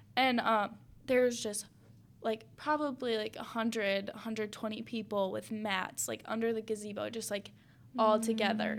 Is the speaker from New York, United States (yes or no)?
no; Spring Lake, Michigan, United States; growing up in Spring Lake